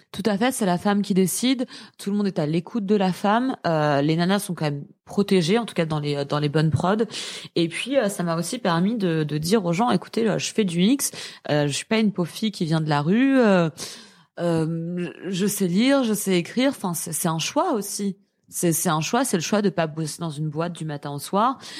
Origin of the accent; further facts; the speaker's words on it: Paris, Île-de-France, France; je suis parisienne euh, j'ai 28 ans